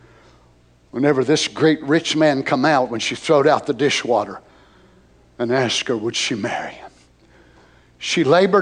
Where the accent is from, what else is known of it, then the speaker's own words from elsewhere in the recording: Tennessee, United States; as a citizen of the United States, as a Tennessean